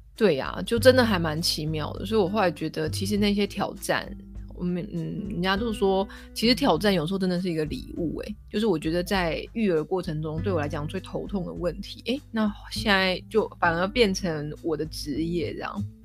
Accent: Kaohsiung, Taiwan; moved away as an adult; also born or lived in Taipei / United States; now in London, United Kingdom; 那我高雄人，我就搬回高雄

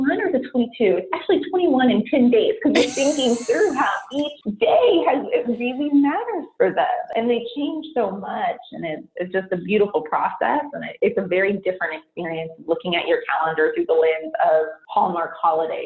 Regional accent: San Francisco Bay Area, California, United States; born and raised in the San Francisco Bay Area

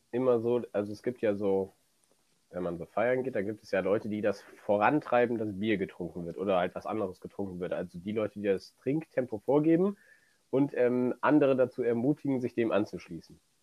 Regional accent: near Cologne, North Rhine-Westphalia, Germany; du kommst aus der Nähe von Köln

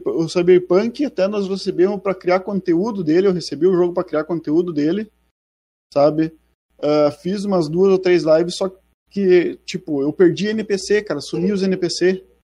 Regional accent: Ibirubá, Rio Grande do Sul, Brazil; Eu sou de uma cidadezinha do centro do Rio Grande do Sul chamada Ibirubá.

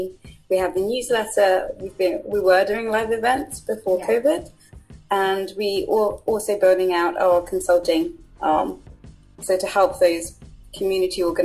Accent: Buckinghamshire, South East England, United Kingdom; also born or lived in Zimbabwe / London; I was born in Zimbabwe, came to the UK when I was about 6, 7, and grown up in Buckinghamshire

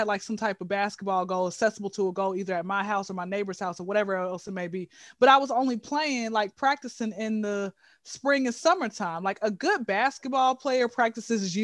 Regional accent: Atlanta, Georgia, United States; born and raised in Hotlanta, ATL, Georgia. All right, been here since I was zero

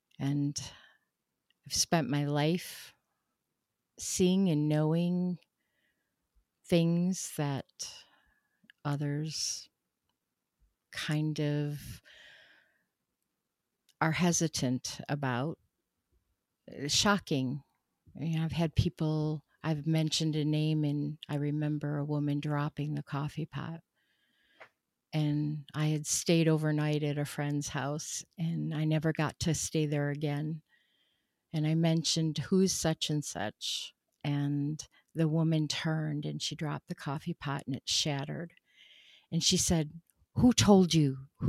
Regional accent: Rochester, New York, United States; born there; I was born in Rochester, New York, 1963. We moved several times in my life.

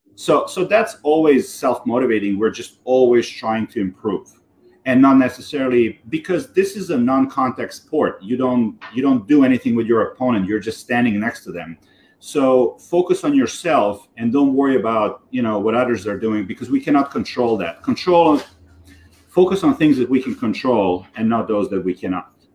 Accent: Belgrade, Serbia; moved away as an adult; now in New York, United States; I grew up in Serbia so I grew up in Belgrade, Serbia

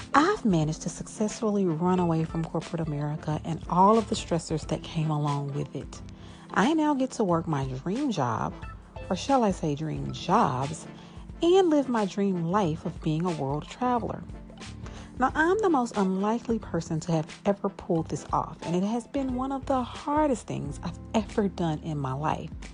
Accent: Shreveport, Louisiana, United States; also born or lived in Monroe, Louisiana; I am originally from Shreveport, Louisiana.

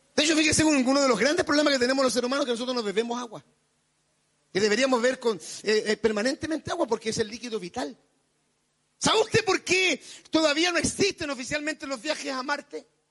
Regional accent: Chile; somos chilenos.

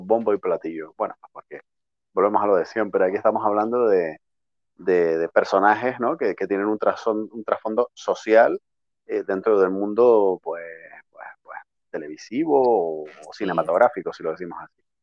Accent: Tenerife, Canary Islands, Spain; tú como tinerfeña que eres como yo

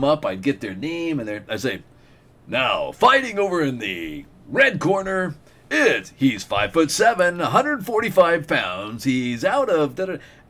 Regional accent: Nome, Alaska, United States; moved away as an adult; I went to my 30th high school reunion for Nome High School, Nome Belt High School

